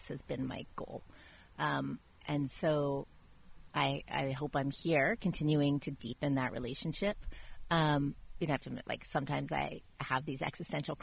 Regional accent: Washington, District of Columbia, United States; also born or lived in Italy; now in Napa, United States; I grew up in Washington, D.C.

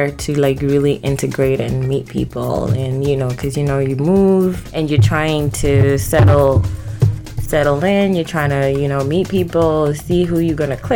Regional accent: South Africa; also born or lived in Zimbabwe; now in United States; Um, so I was born in Zimbabwe. Mm-hmm and raised in South Africa. Well, actually, I'm kind of like an international baby

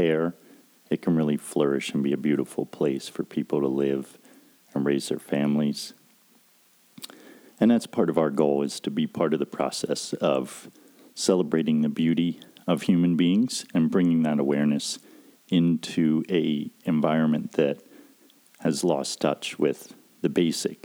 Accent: Pennsylvania, United States; moved away as an adult; also born or lived in Pocahontas County, West Virginia; growing up in Pennsylvania.

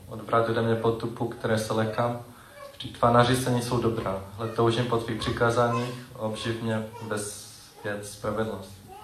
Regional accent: United States; first language English; Czech is a second language; moved away; jsem Američan a čes, čeština je, není moje, můj první jazyk

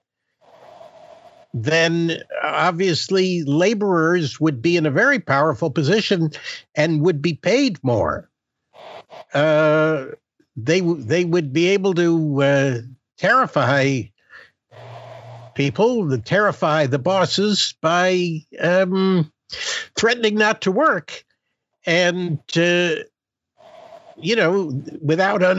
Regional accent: United States; I grew up in a bourgeois way, as an American middle class, or if you want to be mean about it, upper middle class person

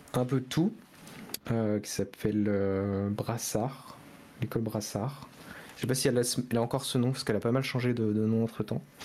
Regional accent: Angers, Pays de la Loire, France; Je suis de Angers

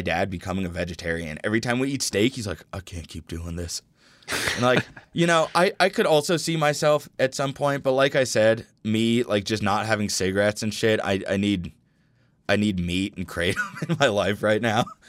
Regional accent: Denver, Colorado, United States; growing up in Denver

